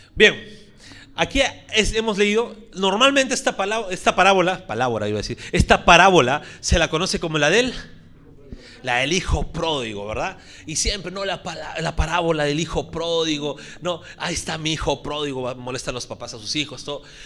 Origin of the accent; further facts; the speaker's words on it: Puerto Rico; estoy hablando como puertorriqueño